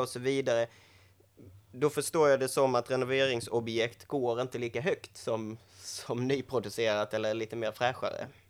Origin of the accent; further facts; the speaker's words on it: Skåne, Sweden; som skåning